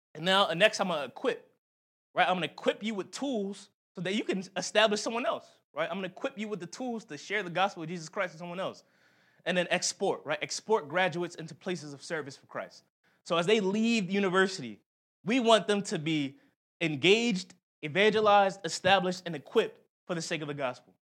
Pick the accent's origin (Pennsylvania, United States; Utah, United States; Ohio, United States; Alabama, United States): Pennsylvania, United States; Philadelphia; moved away; we had a Philly trip. I, I showed him my, my hometown